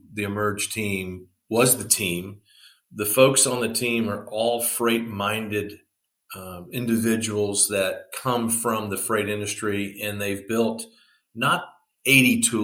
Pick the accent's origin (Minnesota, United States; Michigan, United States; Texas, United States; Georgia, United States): Texas, United States; Plano; I grew up in the Dallas-Fort Worth, Texas area, Plano to be exact.